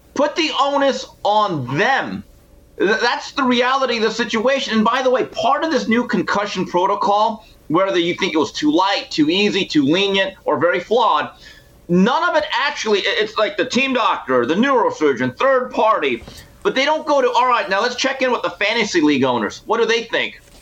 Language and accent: English; Montebello, California, United States; as a young man growing up in Montebello, California